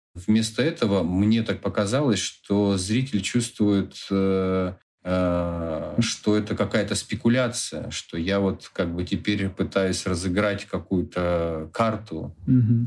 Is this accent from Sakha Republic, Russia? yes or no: no; Khanty-Mansiysk, Khanty-Mansi Autonomous Okrug, Russia; В Ханты-Мансийске, в моем родном городе